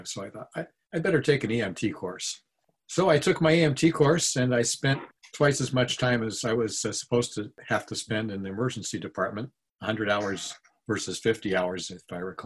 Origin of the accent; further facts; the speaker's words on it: Ohio, United States; moved away; also born or lived in Florida / Boulder, Colorado; growing up in Ohio, there wasn't a lot of wilderness around